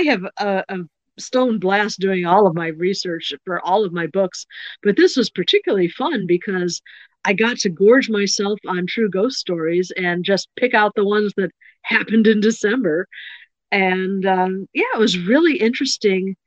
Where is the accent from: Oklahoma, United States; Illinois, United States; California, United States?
Illinois, United States; Chicago; I grew up in the Chicago suburbs